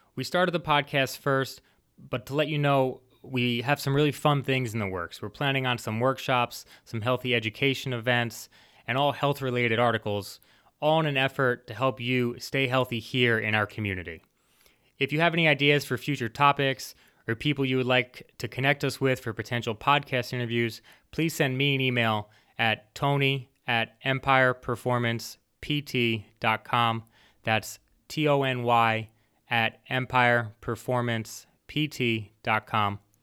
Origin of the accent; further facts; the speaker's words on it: Mahopac, New York, United States; I was born and raised right here in the Hudson Valley in Mayapack, New York.